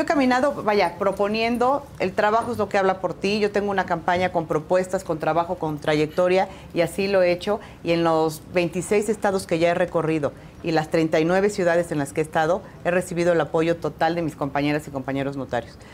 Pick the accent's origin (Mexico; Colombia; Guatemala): Mexico; Oaxaca; Yo soy de Oaxaca